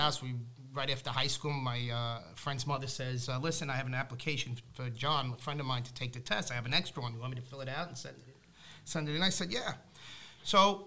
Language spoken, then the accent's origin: English; Rockland County, New York, United States; I grew up the southern end of the beautiful Rockland County